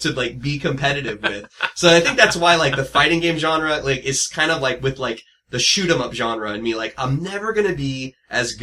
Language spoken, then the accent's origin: English; San Diego, California, United States; I grew up in San Diego, in the south part of San Diego